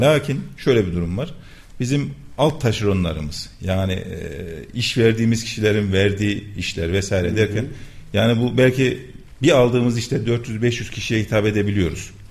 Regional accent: Kayseri Province, Turkey; 1981 Kayseri doğumluyum.

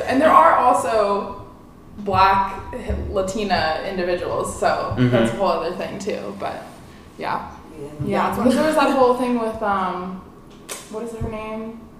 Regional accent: San Mateo, California, United States; I grew up in San Mateo.

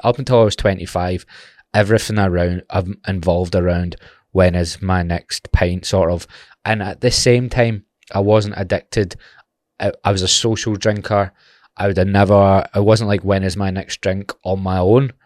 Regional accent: Glasgow, Scotland, United Kingdom; being from Glasgow

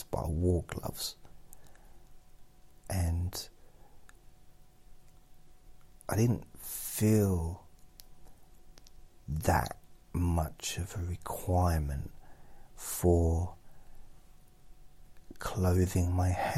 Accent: England, United Kingdom; we're English

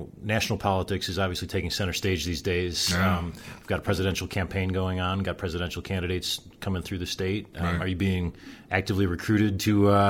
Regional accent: just outside of Chicago, Illinois, United States; moved away; I grew up just outside of Chicago

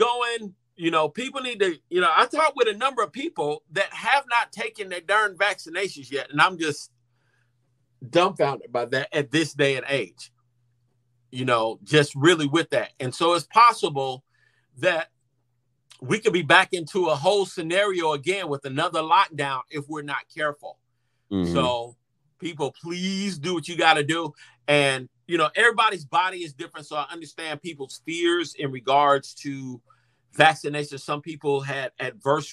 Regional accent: Jackson, Mississippi, United States; I grew up practically in Jackson. My family is from Mississippi

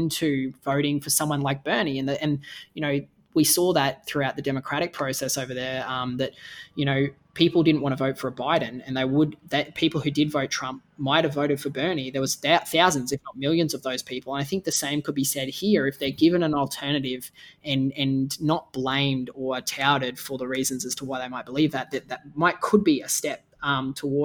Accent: Australia; as an Australian

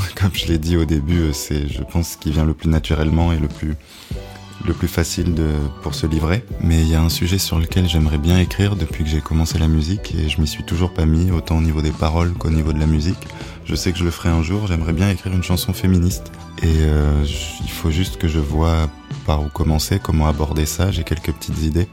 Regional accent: Nice, Provence-Alpes-Côte d'Azur, France; moved away as an adult; also born or lived in Australia; now in Paris, France; alors je viens de Nice, dans le sud de la France

